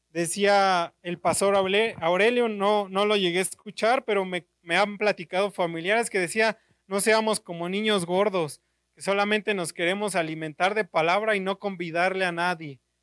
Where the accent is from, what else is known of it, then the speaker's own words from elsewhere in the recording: Naucalpan, State of Mexico, Mexico; soy de Naucalpan